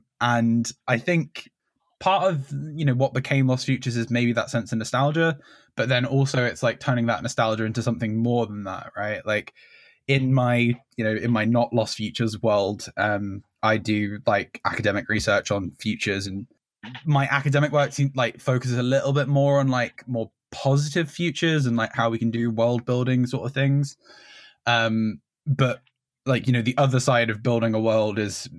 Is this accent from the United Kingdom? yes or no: yes; Medway, South East England, United Kingdom; We're from Medway in Kent.